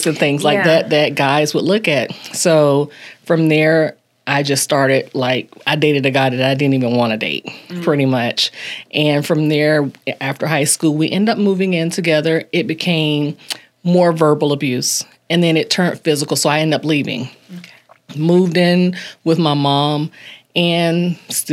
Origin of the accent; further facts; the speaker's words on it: Ocala, Florida, United States; I'm from Ocala.